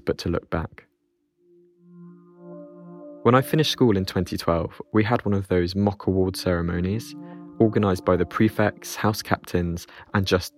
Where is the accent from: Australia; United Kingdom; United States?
United Kingdom; London; I'm 26 and I'm from West London